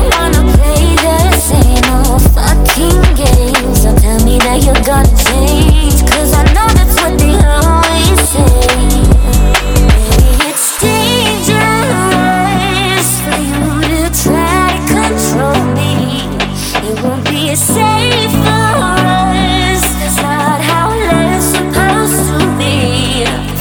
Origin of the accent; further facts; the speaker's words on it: Lyon, Auvergne-Rhône-Alpes, France; Lyon, which is my hometown in France